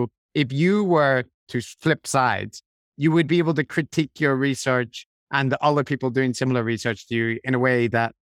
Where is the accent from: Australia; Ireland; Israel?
Ireland; also born or lived in London; I didn't drink Guinness growing up in Ireland? Not at all.